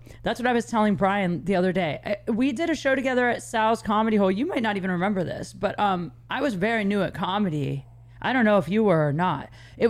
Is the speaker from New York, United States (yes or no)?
no; Ohio, United States; I grew up in Ohio.